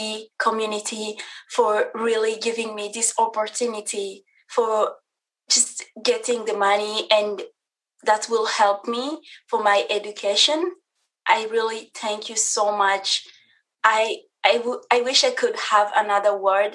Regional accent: DR Congo; now in United States; I am originally from the Republic Democratic of Congo

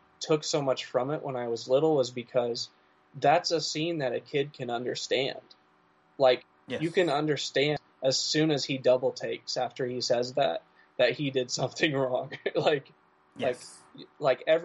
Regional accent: Midwest, United States; I'm from the Midwest

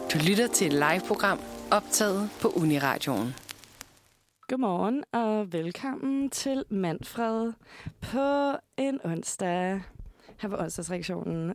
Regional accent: Hørve, Zealand, Denmark; moved away; Jeg kommer fra Nordvestjylland.

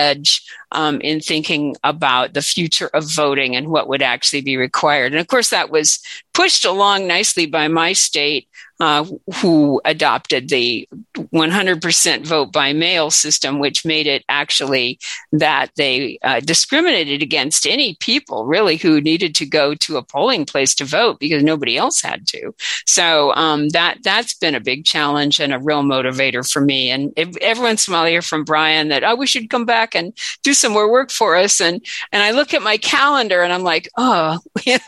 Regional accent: Washington, United States; also born or lived in Chelsea, Massachusetts; I'm from Washington State

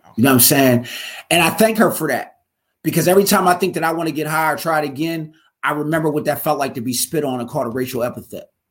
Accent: Pittsburgh, Pennsylvania, United States; moved away as an adult; also born or lived in Philadelphia; I'm from out uh, Pittsburgh. When I moved out to, uh, I'm from Western Pennsylvania. When I moved out to Philly

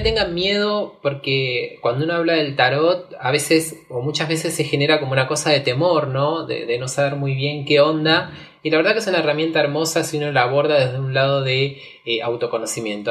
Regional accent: Argentina; soy músico, soy argentino

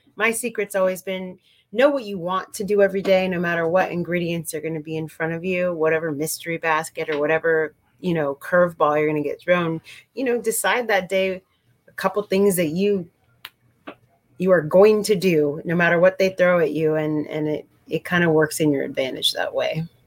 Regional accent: Santa Cruz, California, United States; moved away as an adult; also born or lived in San Francisco, California / Colombia / East Coast; growing up in California in a quote unquote kind of granola town of Santa Cruz

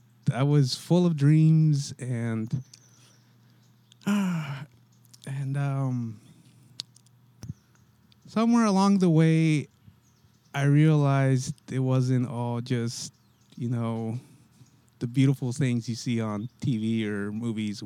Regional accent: Santa Cruz, California, United States; I grew up in Santa Cruz

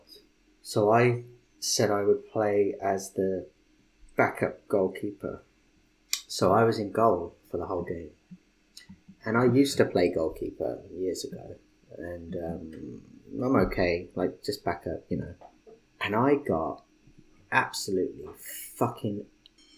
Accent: England, United Kingdom; I'm English

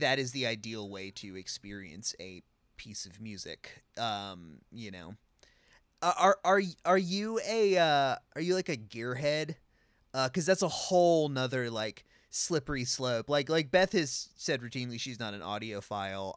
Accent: California, United States; as a Californian

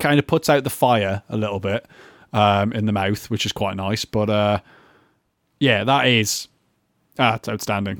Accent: Newcastle upon Tyne, North East England, United Kingdom; I'm from Newcastle.

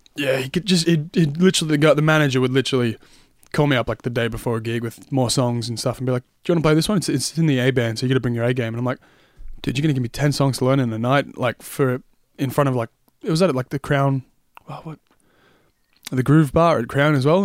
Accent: Tullamarine, Victoria, Australia; now in Sunbury, Australia; grew up in Tallamarine, so about ten minutes away

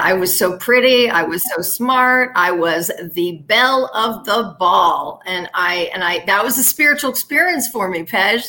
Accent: West Palm Beach, Florida, United States; moved away as an adult; also born or lived in Los Angeles; I was born and raised in West Palm Beach, Florida

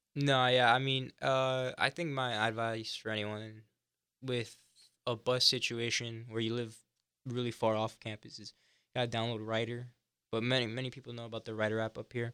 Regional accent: Hialeah, Florida, United States; moved away as an adult; also born or lived in Coral Gables, Florida; now in Gainesville, United States; I grew up in Hialeah, Florida, which is just outside of Miami

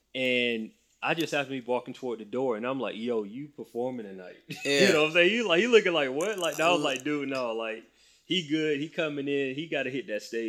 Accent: Macon, Georgia, United States; So I'm from Macon, Georgia.

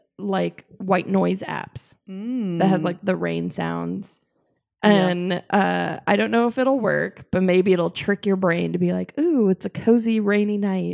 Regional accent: Arizona, United States; also born or lived in San Francisco; now in Los Angeles, United States; I'm from Arizona.

